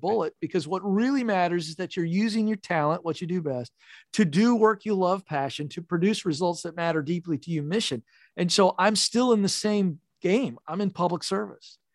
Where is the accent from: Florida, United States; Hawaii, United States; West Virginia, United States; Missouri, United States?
West Virginia, United States; Point Pleasant; I was born in a super small town of five thousand people called Point Pleasant, West Virginia